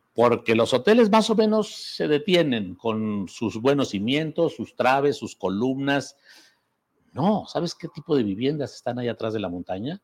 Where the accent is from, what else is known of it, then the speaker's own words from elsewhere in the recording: Zacatecas, Mexico; antes de venir a mi tierra de magistrado